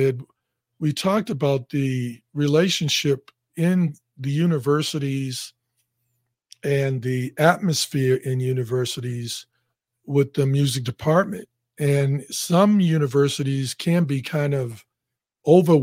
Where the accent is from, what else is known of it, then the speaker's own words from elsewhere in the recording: Boston, Massachusetts, United States; moved away as an adult; also born or lived in Louisiana; I was from Boston.